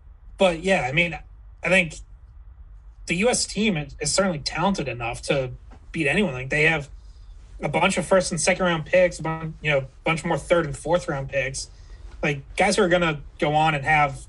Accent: Billerica, Massachusetts, United States; we are both from Billerica.

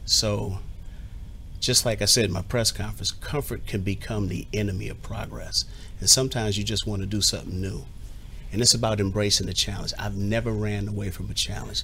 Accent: Southern California, United States; now in Washington, United States; the same neck of the woods that I grew up in in Southern California

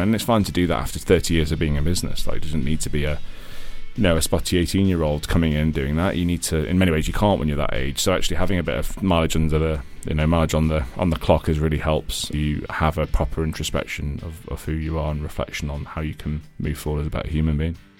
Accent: Midlands, United Kingdom; accent: British sounding; moved away as an adult; also born or lived in Ireland; now in London, United Kingdom; I'm Irish originally, um, country to my accent. I moved here when I was quite young. Um, and, uh, to a sort of a scrappy part of, uh, the Midlands, uh, here in, here in the U K

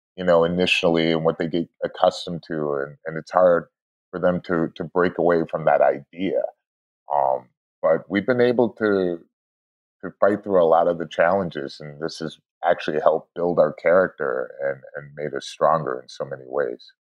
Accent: Shaker Heights, Ohio, United States; also born or lived in Sao Paulo, Brazil; now in Los Angeles, United States; I was born and raised there uh, in a suburb uh, called Shaker Heights

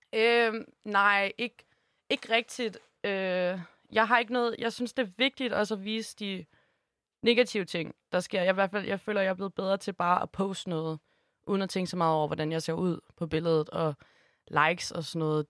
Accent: Holstebro, Central Denmark Region, Denmark; now in Copenhagen, Denmark; jeg elsker Jylland, og jeg er virkelig glad for hele min opvækst

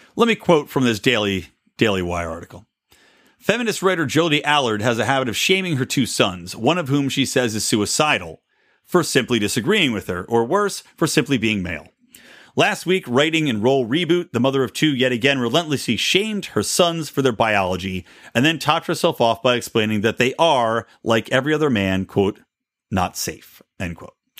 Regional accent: California, United States; my home state

